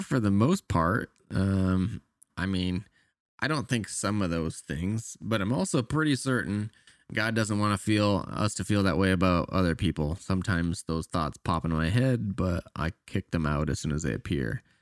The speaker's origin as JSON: {"language": "English", "country": "Canada", "moved": "yes", "said": "I'm Canadian"}